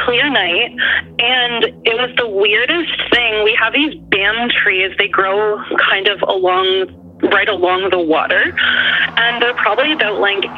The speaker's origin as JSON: {"language": "English", "region": "Northern Ontario", "country": "Canada", "said": "I'm from Northern Ontario"}